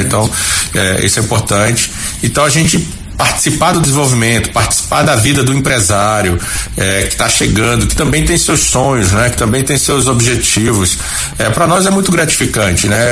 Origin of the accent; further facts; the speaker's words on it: Recife, Pernambuco, Brazil; moved away as an adult; also born or lived in Aracaju, Sergipe / Minas Gerais; now in Campo Grande, Brazil; eu nasci em Recife, eu sou pernambucano. pernambucano. Fui criado